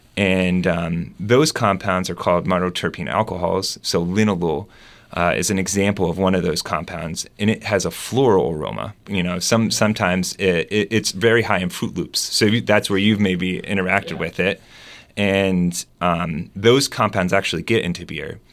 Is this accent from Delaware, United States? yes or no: yes; Delaware, United States; also born or lived in West Coast / Germany; now in Arkansas, United States; I'm not from Arkansas. I grew up in Delaware.